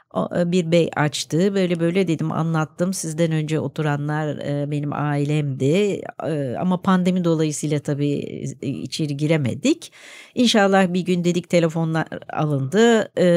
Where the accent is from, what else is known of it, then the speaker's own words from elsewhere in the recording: Istanbul, Turkey; also born or lived in Caddebostan, Istanbul; Ben Nişantaşı'nda doğdum e, o zaman e, 1955 yılında